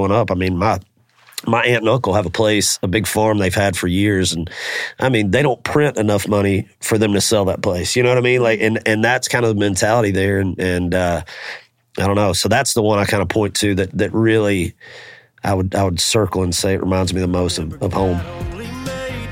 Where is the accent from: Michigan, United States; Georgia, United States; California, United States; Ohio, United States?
Georgia, United States; Macon; growing up in Macon